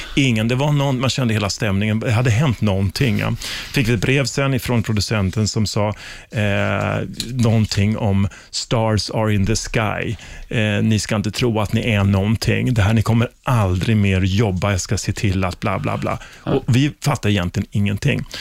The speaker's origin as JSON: {"language": "Swedish", "country": "Sweden", "said": "som svensk"}